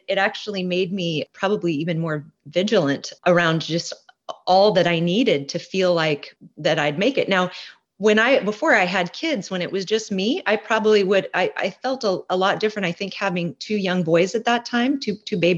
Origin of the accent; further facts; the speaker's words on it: Portland, Oregon, United States; moved away as an adult; also born or lived in Hawaii; now in Olympia, United States; I grew up in Portland, Oregon area